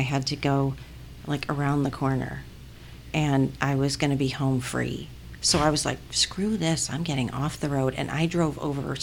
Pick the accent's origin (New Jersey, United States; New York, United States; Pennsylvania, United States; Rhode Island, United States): New York, United States; Buffalo; now in Atlanta, United States; I'm from Buffalo, I'm from Buffalo, New York